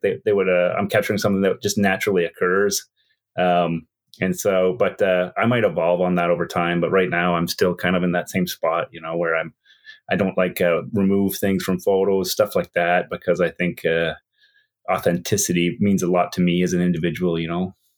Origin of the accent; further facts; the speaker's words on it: Whitehorse, Yukon, Canada; also born or lived in Edmonton; my university had more people than the city I live in, Whitehorse